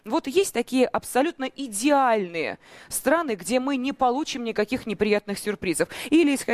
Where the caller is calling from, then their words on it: Moscow, Russia; я из Москвы.